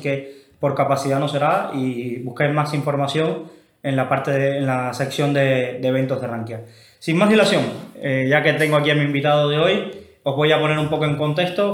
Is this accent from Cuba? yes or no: yes; Cuba; yo que soy cubano